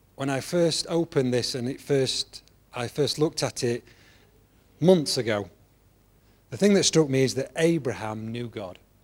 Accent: England, United Kingdom; I'm an Englishman

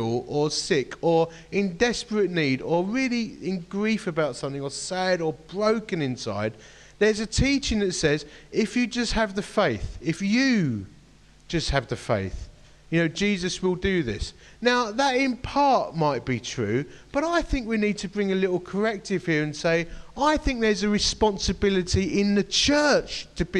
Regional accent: United Kingdom

